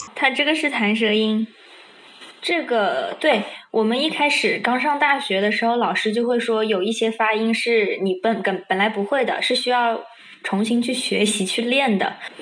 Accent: China; 像比如说我们中国人，可能有些梗就我们自己懂，别人不懂

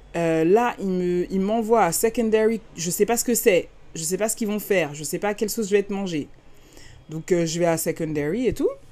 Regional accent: France; moved away as an adult; now in California, United States; en tant que Française

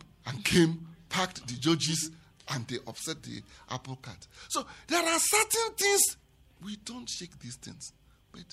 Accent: Southeast Nigeria, Nigeria; I am from the Southeast

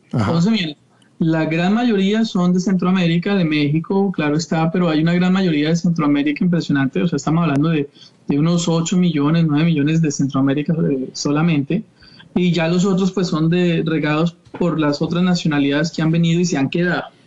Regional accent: Bogotá, Colombia; moved away as an adult; now in Sarasota, United States; yo soy colombiano en Bogotá

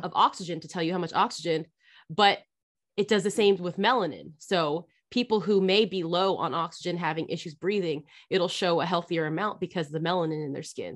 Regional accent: California, United States; moved away as an adult; I grew up in California.

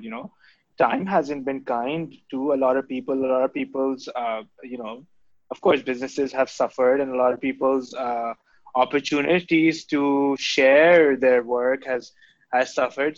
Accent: Karachi, Sindh, Pakistan; the house that I grew up in in Gulshan Iqbal

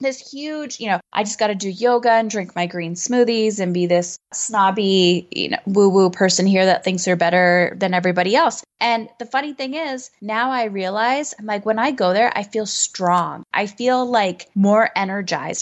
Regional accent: Canada; I'm Canadian

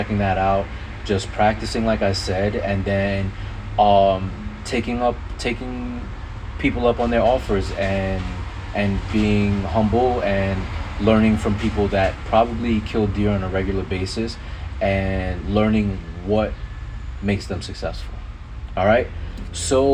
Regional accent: New York, United States; go hunting in my home state, in New York State

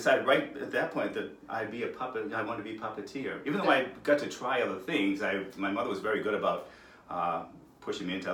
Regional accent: Worcester, Massachusetts, United States; I've always lived, born and raised in Worcester

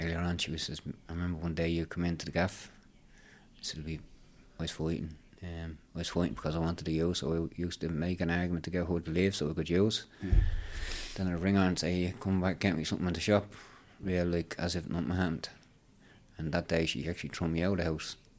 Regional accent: Dublin, Leinster, Ireland; I was from Ballymun

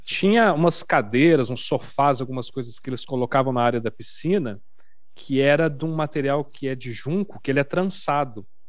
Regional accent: Uberaba, Minas Gerais, Brazil; moved away as an adult; now in São Paulo, Brazil; Eu sou de Uberaba, Minas Gerais

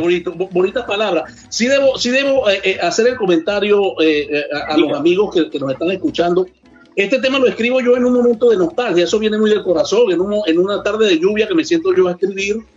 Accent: Trujillo, Venezuela; que viva Trujillo, que es de donde yo soy

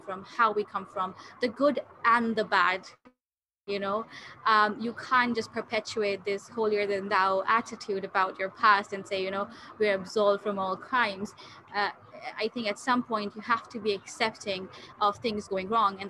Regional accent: Pakistan; I'm from Pakistan

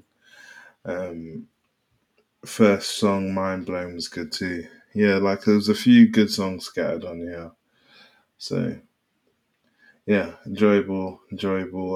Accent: London, United Kingdom; I'm from London

